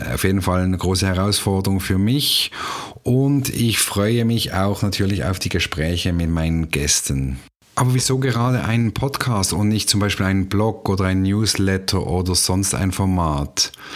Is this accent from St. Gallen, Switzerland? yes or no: no; Basel, Basel-Stadt, Switzerland; moved away as an adult; now in Canton of Zurich, Switzerland; Ursprünglich komme ich aus Basel und wohne jetzt seit rund 13 Jahren im Kanton Zürich am wunderschönen Zürichsee